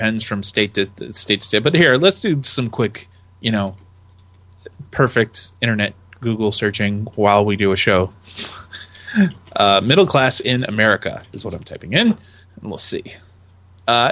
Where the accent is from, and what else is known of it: United States